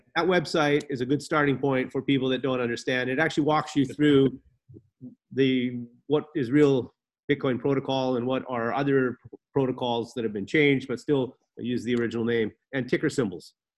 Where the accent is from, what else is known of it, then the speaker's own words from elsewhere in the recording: Canada; moved away as an adult; also born or lived in Antigua; now in Antigua and Barbuda; I used to watch a lot of sports growing up in Canada.